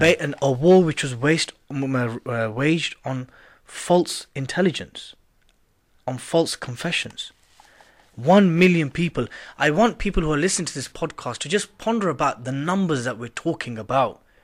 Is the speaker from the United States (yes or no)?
no; United Kingdom; I was born here. I'm as British as you, sir